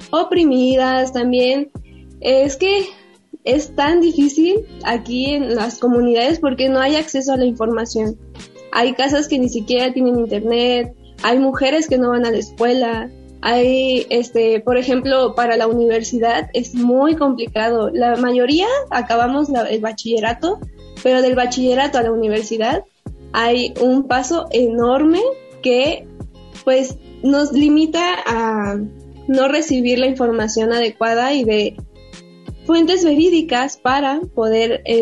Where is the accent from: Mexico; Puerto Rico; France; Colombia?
Mexico; San Pedro Tesistán, Jalisco; Es un pueblo muy pequeño, eh, alrededor somos mil habitantes, pero parece que son menos, la verdad.